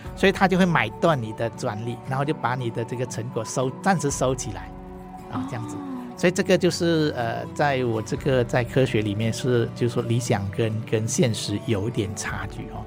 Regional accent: Ipoh, Perak, Malaysia; first language Hakka; Chinese is a second language; now in Taiwan; 我是马来西亚人哈，那我小学的时候就是，呃，学中文的学校

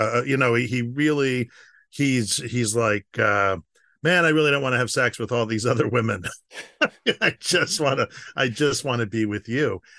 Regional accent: United States; I'm an American.

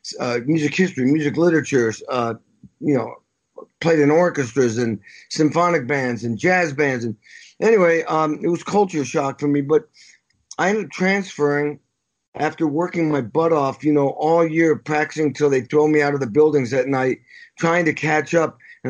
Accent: Western Massachusetts, United States; I grew up in Western Mass.

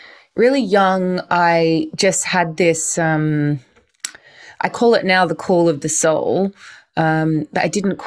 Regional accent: Australia; moved away; also born or lived in London, United Kingdom; I grew up in Australia, moving over to the UK, to London

